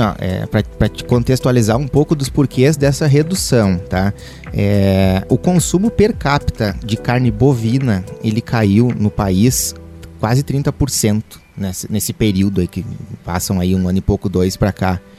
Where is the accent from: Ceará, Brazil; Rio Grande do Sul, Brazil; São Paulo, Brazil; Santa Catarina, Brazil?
Rio Grande do Sul, Brazil; Guaíba; eu sou gaúcho, natural de, é, do município de Guaíba